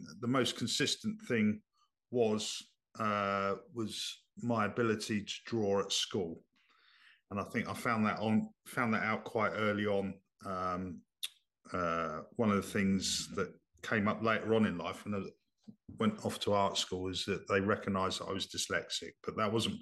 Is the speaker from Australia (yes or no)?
no; Dover, South East England, United Kingdom; I grew up in Dover